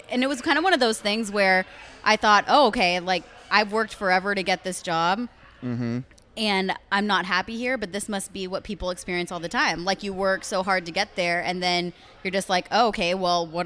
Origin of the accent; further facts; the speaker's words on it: California, United States; also born or lived in Texas; I am, yeah. I was born in California.